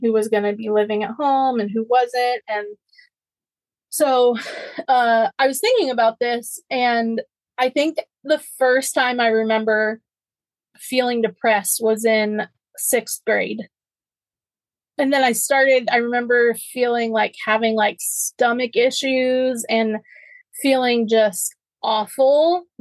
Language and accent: English; North Carolina, United States; moved away as an adult; also born or lived in Tennessee; my hometown in North Carolina